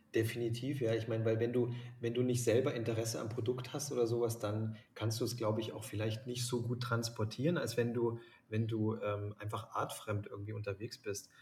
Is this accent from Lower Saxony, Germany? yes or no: no; Lake Constance, near the Swiss border, Baden-Württemberg, Germany; now in Munich, Germany; bin quasi am Bodensee ähm, groß geworden und an der Schweizer Grenze